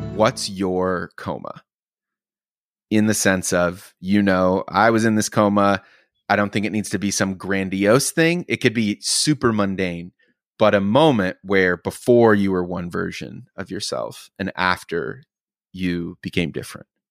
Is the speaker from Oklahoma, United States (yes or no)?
yes; Oklahoma, United States; I grew up in Oklahoma